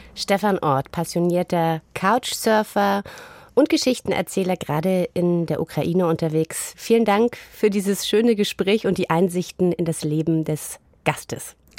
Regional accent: East Germany, Germany; In meiner Kindheit in der DDR

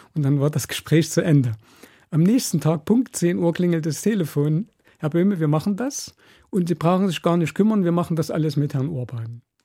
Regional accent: East Germany, Germany; als Ostdeutscher

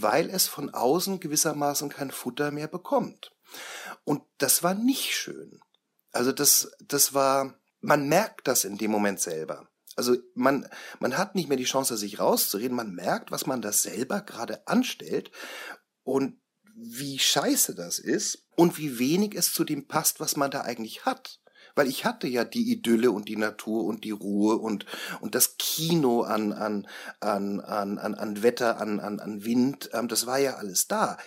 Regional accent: Franconia, Bavaria, Germany; bei uns in Franken

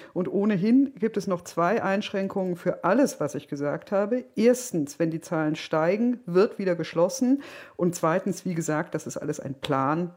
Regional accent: Berlin, Germany; als Berlinerin

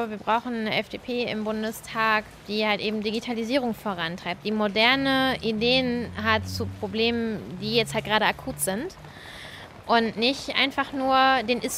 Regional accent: Halle an der Saale, Saxony-Anhalt, Germany; born there; now in Bochum, Germany; ich bin 27, wohne in Bochum, komme gebürtig aus Halle an der Saale, bin Rechtsreferendarin zurzeit.

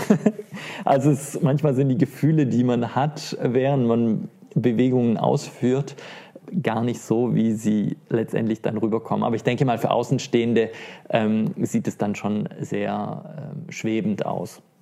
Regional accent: Stuttgart, Baden-Württemberg, Germany; in Stuttgart, meine Heimat

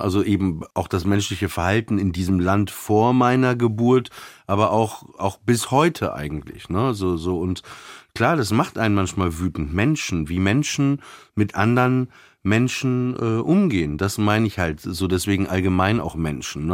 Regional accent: Papenburg, Lower Saxony, Germany; now in Berlin, Germany; ich bin ja in Papenburg im Emsland aufgewachsen, also tiefste Provinz

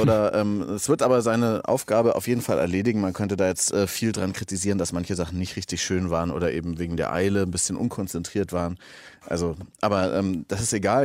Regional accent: Augsburg, Bavaria, Germany; now in Berlin, Germany; ich bin gebürtiger Augsburger

